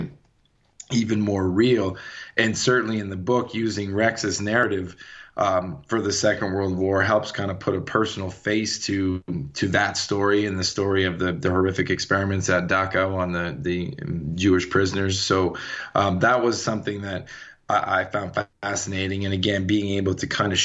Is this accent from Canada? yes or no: yes; Canada; moved away as an adult; now in Colorado, United States; I'm born and raised in Canada. I've been in Colorado for about 8 years.